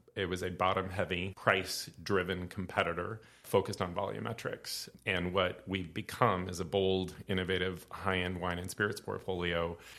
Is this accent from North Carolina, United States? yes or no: no; Santa Rosa, California, United States; I'm a Sonoma County boy. I was born and raised in Santa Rosa